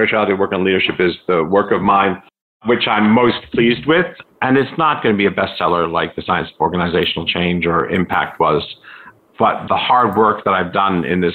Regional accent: United States; I was raised in the United States, primarily

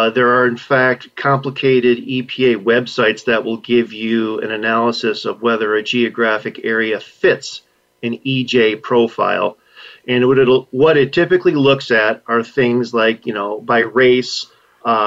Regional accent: Michigan, United States; As a Michigander by birth and where I currently live

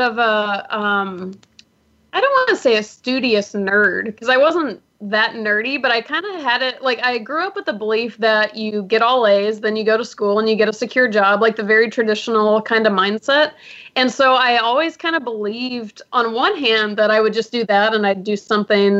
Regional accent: Atlanta, Georgia, United States; also born or lived in Miami, Florida; now in Los Angeles, United States; I was actually born in Miami, but I grew up primarily in Atlanta

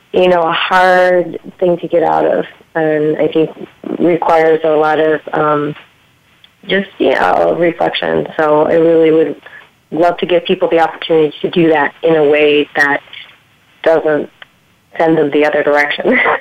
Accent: Michigan, United States; where actually where I grew up in Michigan

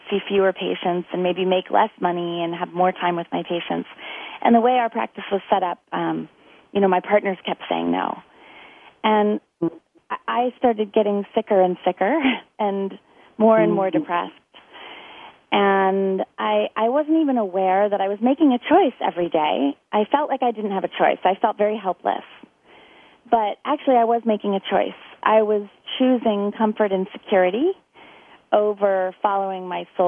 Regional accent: United States; moved away; also born or lived in San Diego, California / Orlando, Florida; I grew up, well, between San Diego and Orlando, Florida

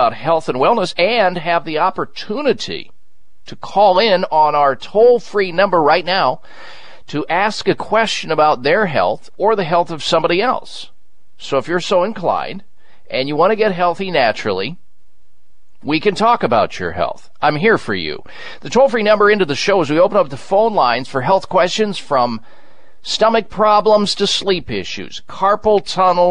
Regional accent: Iowa, United States; moved away as an adult; That's the kind of environment that I was raised in the Midwest in Iowa

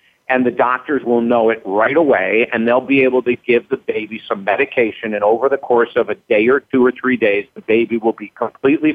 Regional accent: Syracuse, New York, United States; I was raised in Syracuse, New York.

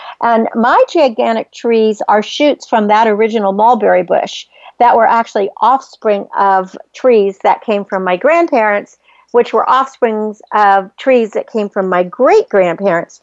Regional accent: Northern California, United States; I grew up in Northern California on the farm

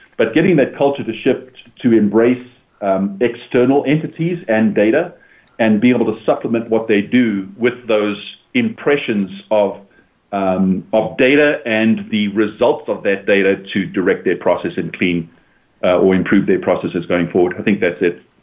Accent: United States; as Americans, as American residents

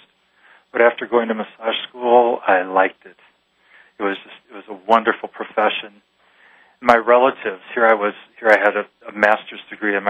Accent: Midwest, United States; moved away; I was from the Midwest, and I was a Catholic boy who went to Catholic schools

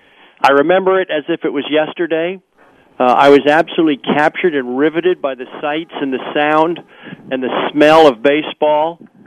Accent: Wilmington, Delaware, United States; growing up in Wilmington, Delaware.

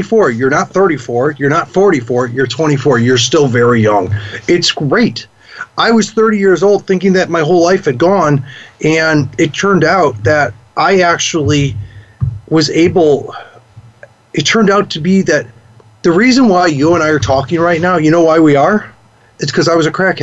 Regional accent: Chicago, Illinois, United States; moved away; I'm from Chicago. I couldn't go back to Chicago for a while.

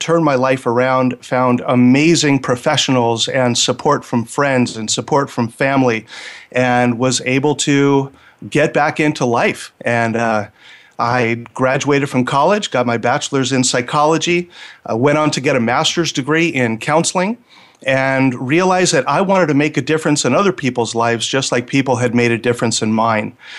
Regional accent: Los Angeles, California, United States; I grew up in Los Angeles

